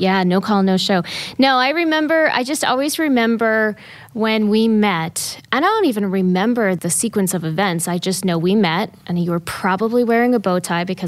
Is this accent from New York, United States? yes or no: yes; Columbia County, New York, United States; I'm originally from Columbia County, so not too far south of here. Been here 25 years